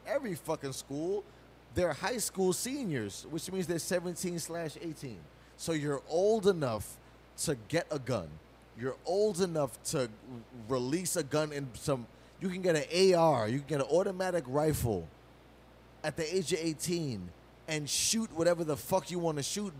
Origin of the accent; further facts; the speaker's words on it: New York City, New York, United States; we grew up in New York City fucking public school system